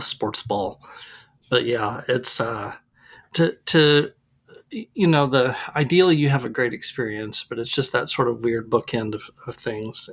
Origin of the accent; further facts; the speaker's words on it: Arlington, Texas, United States; now in Dallas, United States; we live in Dallas now, but I grew up in Arlington